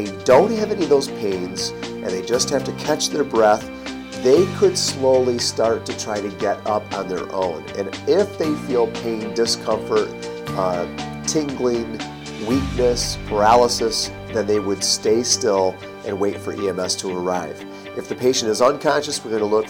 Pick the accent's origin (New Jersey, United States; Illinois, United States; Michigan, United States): Michigan, United States; Michigan, my home state